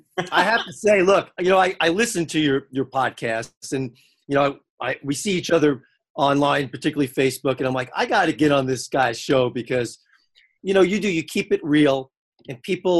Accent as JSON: {"language": "English", "region": "New York", "country": "United States", "said": "I'm from New York."}